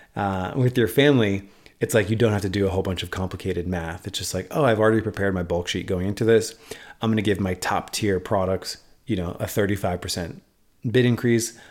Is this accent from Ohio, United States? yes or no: no; New York City, New York, United States; moved away; I actually identify as a New Yorker still to this day. I haven't lived there in ten years, but I identify as a New Yorker